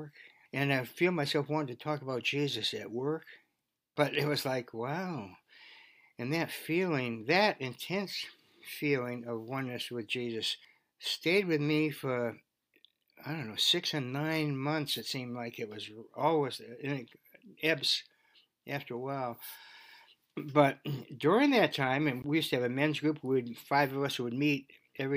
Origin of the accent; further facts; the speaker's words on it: Beverly, Massachusetts, United States; also born or lived in Gloucester, Massachusetts / California; We moved to Beverly, and I graduated from Beverly High School.